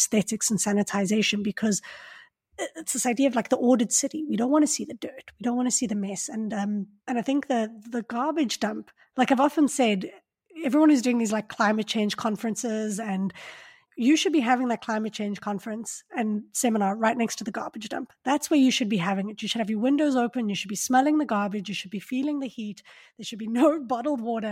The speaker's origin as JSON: {"language": "English", "town": "Johannesburg", "region": "Gauteng", "country": "South Africa", "said": "I'm from Johannesburg"}